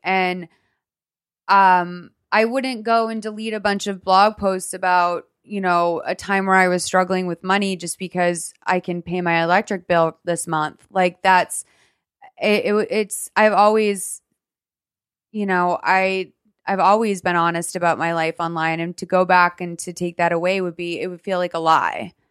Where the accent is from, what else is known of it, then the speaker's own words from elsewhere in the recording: Lexington, Massachusetts, United States; also born or lived in Marshfield, Massachusetts; I grew up in Lexington, but I spent my summers in Marshfield